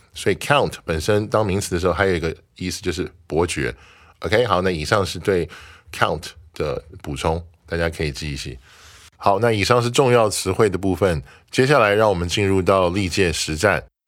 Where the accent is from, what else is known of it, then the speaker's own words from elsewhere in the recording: Taiwan; 我们可以说 We're all nationals of Taiwan，我们都是台湾的国民。